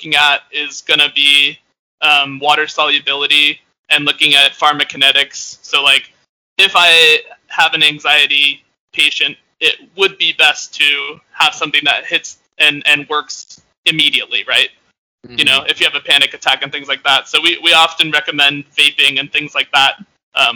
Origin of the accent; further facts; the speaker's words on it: Northeast, United States; I'm like from the Northeast